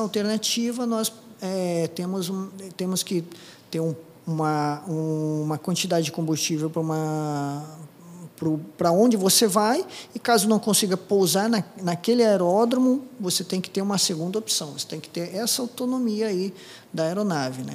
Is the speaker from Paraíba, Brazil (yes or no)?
no; Apucarana, Paraná, Brazil; first language Japanese; Portuguese is a second language; moved away as an adult; also born or lived in Curitiba; Sou do interior do Paraná, de Apucarana, é, fui agricultor, né? eu trabalhava no sítio